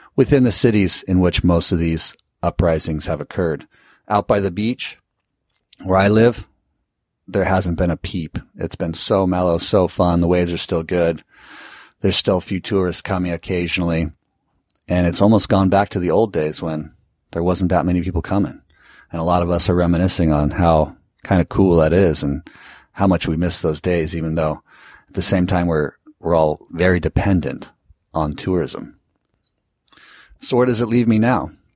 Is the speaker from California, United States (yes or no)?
yes; California, United States; I live in, I come from California